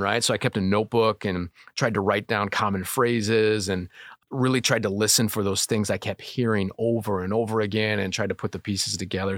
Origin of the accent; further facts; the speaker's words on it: Bonfield, Illinois, United States; also born or lived in Kankakee, Illinois; I was born in Kankakee, just my brother and I, uh, I'm four and a half years older. We moved out to Bonfield when I was five, right before I started school. So grew up in Bonfield.